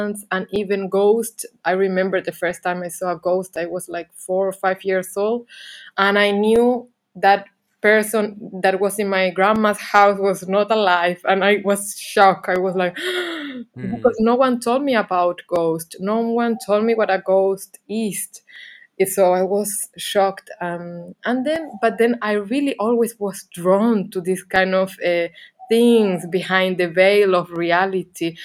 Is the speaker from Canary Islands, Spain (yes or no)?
yes; Canary Islands, Spain; English is a second language; moved away as an adult; also born or lived in Barcelona / England; I'm from Canary Islands, and then I lived some bit in Barcelona